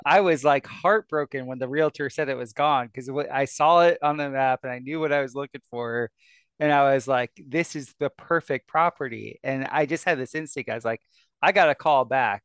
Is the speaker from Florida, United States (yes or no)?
yes; South Florida, United States; moved away; I come from South Florida